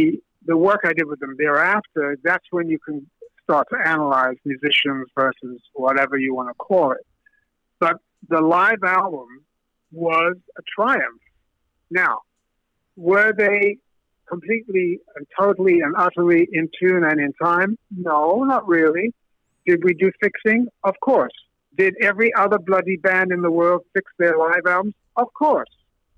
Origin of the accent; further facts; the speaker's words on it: Brooklyn, New York, United States; Peter, Chris, I'm from Brooklyn, man, you know, it's all that stuff.